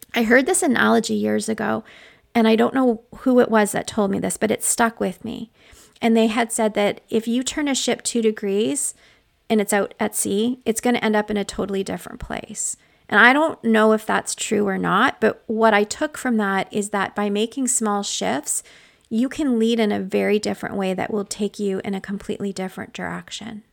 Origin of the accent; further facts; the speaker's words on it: Canada; I'm Canadian